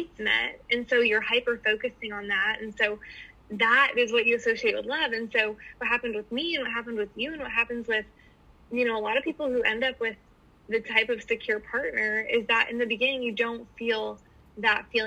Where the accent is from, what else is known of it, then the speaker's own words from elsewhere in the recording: San Francisco, California, United States; also born or lived in Florida; now in Maui, United States; I'm from California. I'm actually from the San Francisco area